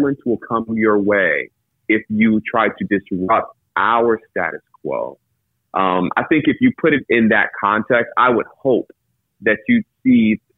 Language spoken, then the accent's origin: English; Atlanta, Georgia, United States; as a Black man, I grew up in Atlanta, Georgia, family in Brunswick, Georgia, family in Macon, and Carrollton, and Madison